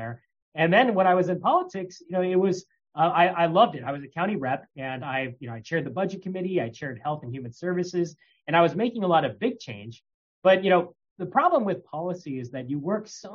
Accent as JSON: {"language": "English", "region": "California", "country": "United States", "tie": "born or raised there", "also_born_or_lived": "Ithaca, New York", "moved": "as an adult", "said": "I grew up in California"}